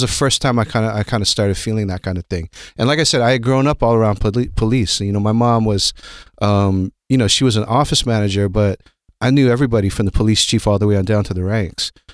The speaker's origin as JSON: {"language": "English", "town": "Honolulu", "region": "Hawaii", "country": "United States", "tie": "born or raised there", "also_born_or_lived": "Berkeley, California", "moved": "yes", "said": "I grew up in Honolulu, Hawaii."}